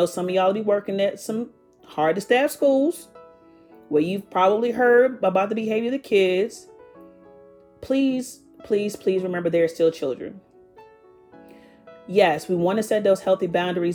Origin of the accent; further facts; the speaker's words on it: Petersburg, Virginia, United States; I was born and raised in Petersburg, Virginia